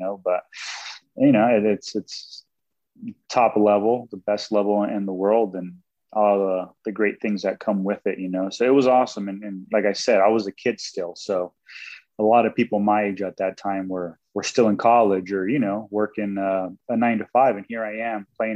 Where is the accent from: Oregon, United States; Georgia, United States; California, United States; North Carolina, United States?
California, United States; San Diego; Growing up, my favorite teams were the Padres because I'm from San Diego